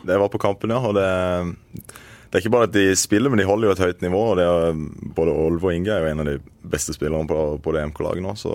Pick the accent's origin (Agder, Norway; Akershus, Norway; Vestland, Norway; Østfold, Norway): Agder, Norway; Øyslebø; moved away as an adult; also born or lived in Oslo; Jeg er født og oppvokst i Marendal kommune, på et eh, bitte lite sted som heter Øyslebø